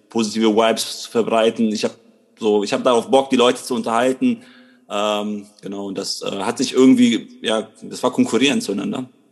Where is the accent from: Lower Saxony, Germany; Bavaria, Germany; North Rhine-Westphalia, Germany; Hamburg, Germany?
North Rhine-Westphalia, Germany; Krefeld; bin aus Krefeld, bin hier geboren